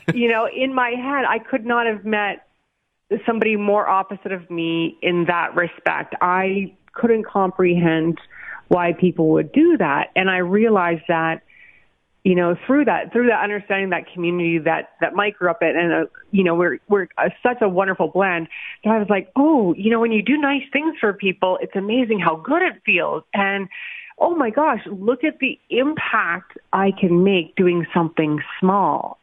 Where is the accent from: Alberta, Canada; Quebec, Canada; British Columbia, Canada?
Alberta, Canada; Calgary; moved away as an adult; now in Okotoks, Canada; I was a city girl, born and raised in actually in northeast Calgary, deep northeast Paradale